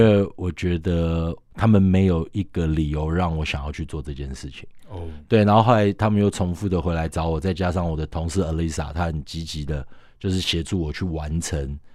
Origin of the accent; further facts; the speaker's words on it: Taiwan; 我们身为台湾人是很骄傲的一件事情